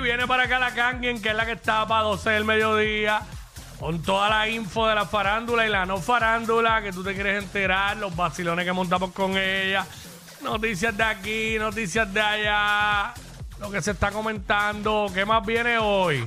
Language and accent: Spanish; Cabo Rojo, Puerto Rico; moved away as an adult; yo que, que me crié allá toda mi vida